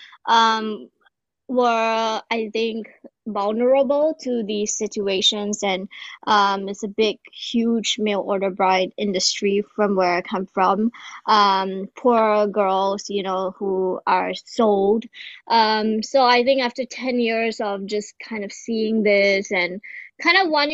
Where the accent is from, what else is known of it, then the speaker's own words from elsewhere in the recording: Singapore; I'm a Singaporean artist and clown